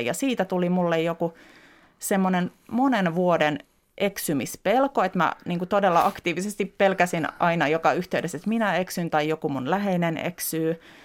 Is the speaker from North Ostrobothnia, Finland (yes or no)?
no; Helsinki, Uusimaa, Finland; also born or lived in Lohja; Mä oon tuossa viisivuotias ja tämä on otettu varmaan aika pian sen jälkeen, kun muutettiin Lohjalta Helsinkiin meidän me, Pitäjänmäkeen